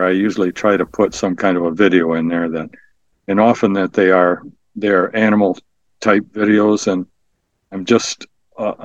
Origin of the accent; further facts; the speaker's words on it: Midland, Michigan, United States; also born or lived in East Lansing; moved to my hometown, which is in Midland, and started practice there.